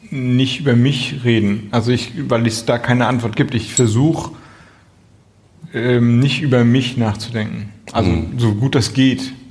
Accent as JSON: {"language": "German", "town": "Flensburg", "region": "Schleswig-Holstein", "country": "Germany", "said": "ich komme aus Flensburg, große Handballer, Hochburg, allerdings immer ein bisschen hinter Kiel"}